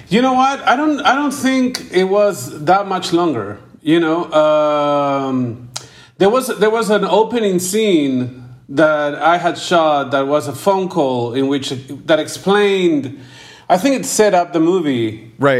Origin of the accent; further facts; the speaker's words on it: Peru; I came from Peru. You know, I, am I'm, I'm I'm in Peru right now.